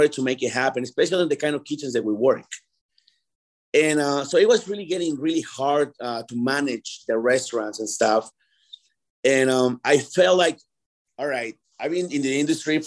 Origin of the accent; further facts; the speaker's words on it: Mexico City, Mexico; now in Denver, United States; I'm from Mexico City